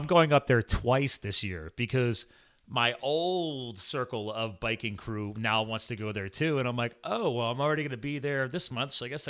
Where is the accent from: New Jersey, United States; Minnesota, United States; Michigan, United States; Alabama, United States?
New Jersey, United States; I didn't grow up in Colorado like you. I was born in New Jersey.